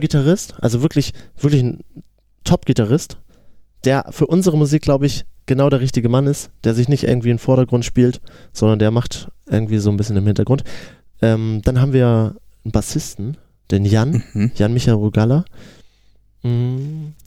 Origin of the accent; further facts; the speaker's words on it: Geesthacht, Schleswig-Holstein, Germany; Wir sind eine Hamburger Band, aber wir kommen ja eigentlich ein bisschen außerhalb aus Geestacht